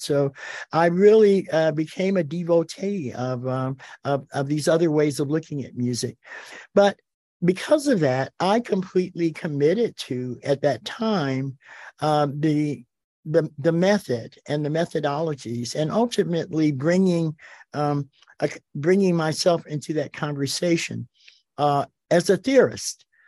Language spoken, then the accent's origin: English; Detroit, Michigan, United States; I grew up in Detroit, Michigan, uh, in the nineteen fifties and sixties